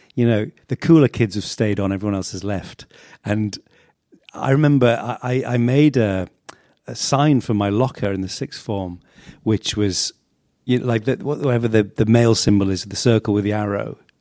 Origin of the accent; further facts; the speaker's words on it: Sedgefield, North East England, United Kingdom; I was born in the northeast of England, uh, in Sedgefield